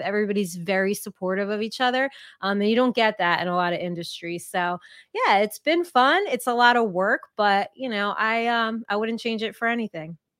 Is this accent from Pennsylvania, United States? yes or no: no; Jersey Shore, New Jersey, United States; born and raised in New Jersey at the Jersey Shore